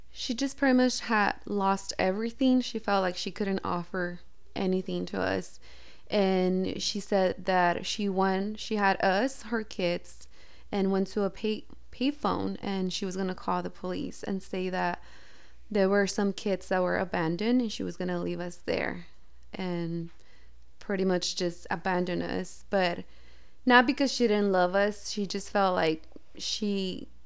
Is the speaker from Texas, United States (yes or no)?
yes; El Paso, Texas, United States; born there; here in El Paso, Texas. My mom and my dad were living in Dallas.